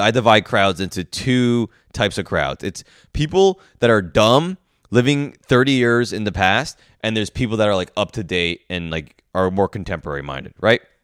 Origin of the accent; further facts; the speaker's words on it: New York, United States; I'm this New York guy coming into the, the south